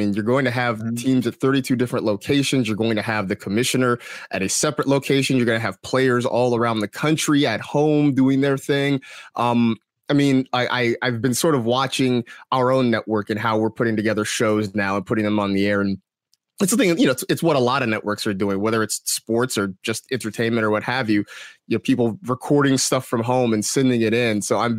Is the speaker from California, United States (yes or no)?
yes; California, United States; It's funny too, because, like, you know, growing up in the Bay Area and stuff, like, you know, everyone loves the Raiders jersey